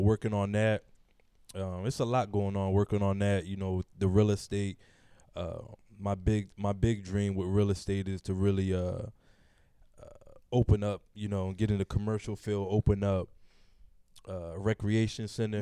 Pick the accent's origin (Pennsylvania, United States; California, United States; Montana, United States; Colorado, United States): Pennsylvania, United States; Philadelphia; growing up in Philly, if you're in that black neighborhood